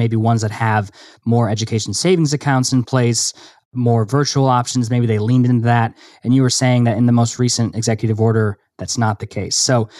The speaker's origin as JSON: {"language": "English", "region": "Michigan", "country": "United States", "said": "Michigan, my home state."}